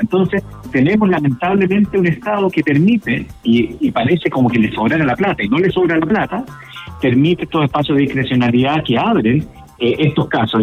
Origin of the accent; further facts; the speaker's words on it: Chile; Nosotros somos parte de Latinoamérica